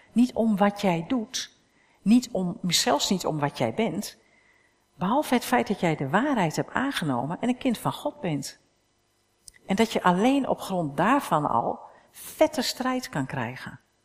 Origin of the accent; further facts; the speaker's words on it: Netherlands; staan we ook nog bekend als uberkritisch hè, als Hollanders, Nederlanders